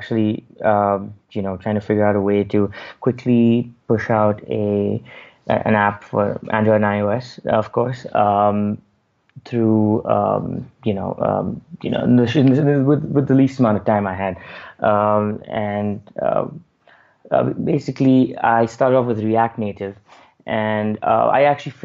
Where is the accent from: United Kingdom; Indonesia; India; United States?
India; Bangalore, Karnataka; I'm from India, Bangalore